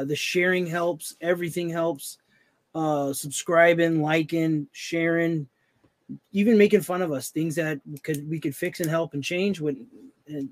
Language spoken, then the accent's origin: English; Arizona, United States; We're from Arizona, the great state of Arizona.